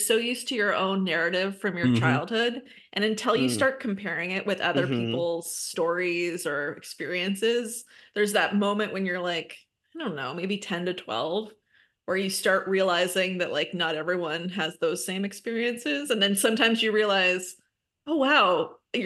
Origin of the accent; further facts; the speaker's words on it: Southern California, United States; a kid who grew up in Southern California